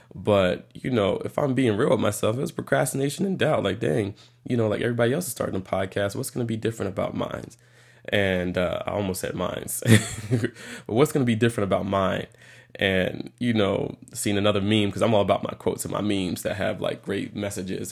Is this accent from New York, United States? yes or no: yes; New York, United States; moved away; originally from New York